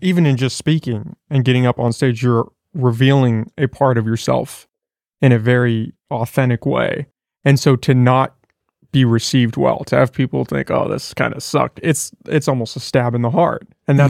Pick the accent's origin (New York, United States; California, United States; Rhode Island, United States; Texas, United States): New York, United States; Well, I mean, growing up in New York and going to see these Broadway plays from a young age is, it must have just been an incredible experience